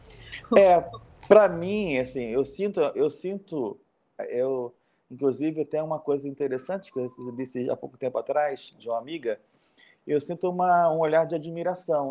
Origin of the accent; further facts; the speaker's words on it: Rio de Janeiro, Brazil; eu sou do Rio